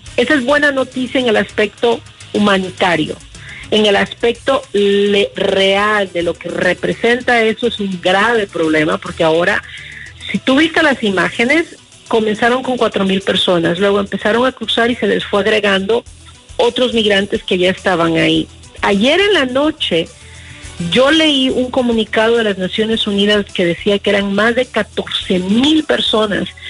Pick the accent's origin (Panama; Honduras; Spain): Honduras; como hondureña